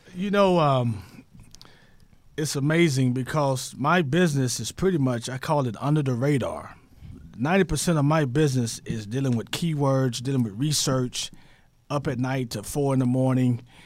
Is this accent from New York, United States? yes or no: no; Tyler, Texas, United States; my hometown is Tyler, Texas